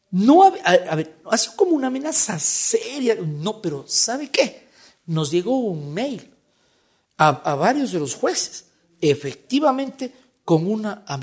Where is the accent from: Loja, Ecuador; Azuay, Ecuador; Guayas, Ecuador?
Azuay, Ecuador; Cuenca; now in Quito, Ecuador; Cuenca es mi ciudad natal, obvio, le, quiero mucho a, Cuenca, pero, pero no puedo dejar de, decir, y, no voy a ser ingrato con Quito, Quito es una bella ciudad, vivo acá ya casi siete años.